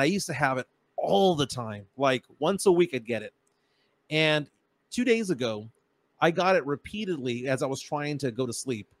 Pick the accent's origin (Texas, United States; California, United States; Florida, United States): Texas, United States; San Antonio; We're from San Antonio, Texas